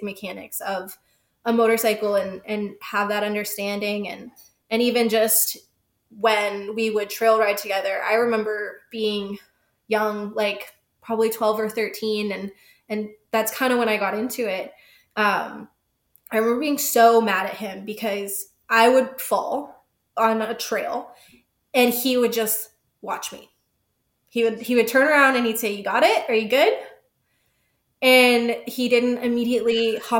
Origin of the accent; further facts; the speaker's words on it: Georgia, United States; now in California, United States; I'm from Georgia. I'm from the East Coast